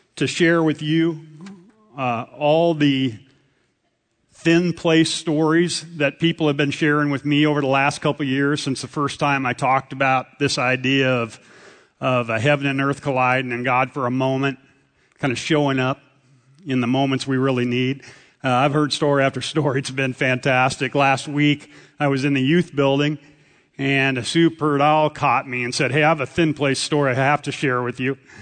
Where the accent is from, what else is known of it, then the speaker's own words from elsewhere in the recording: central Nebraska, United States; moved away; Grew up in a farm in central, in Kennesaw, Nebraska